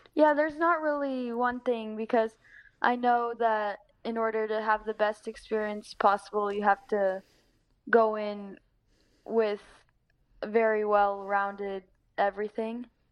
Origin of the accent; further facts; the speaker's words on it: Northern California, United States; I've grown up here for my whole life